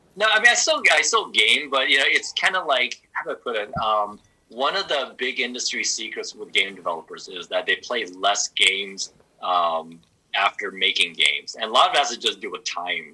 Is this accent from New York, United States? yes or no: no; Southern California, United States; I growing up in Southern California